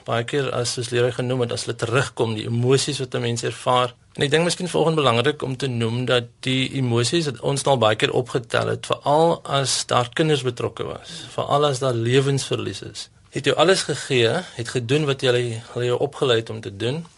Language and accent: Afrikaans; Stellenbosch, Western Cape, South Africa; Ek is van Stellenbosch, ja.